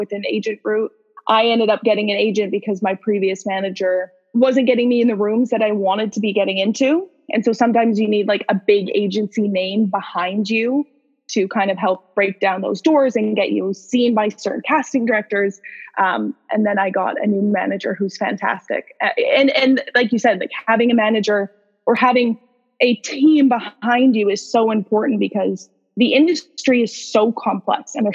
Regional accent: Vancouver, British Columbia, Canada; I'm Canadian. I'm from Vancouver. I live in Vancouver

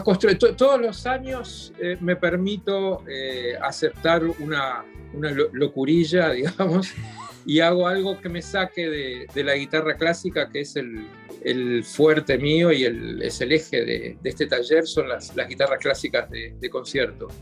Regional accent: Montevideo, Uruguay; yo nací en Montevideo en 1963, eh, en el hogar de un, de un luthier

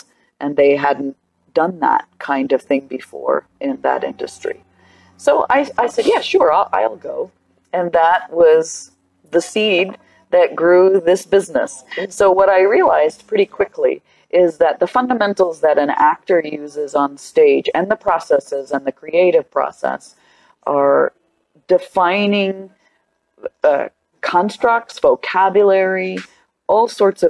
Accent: Tucson, Arizona, United States

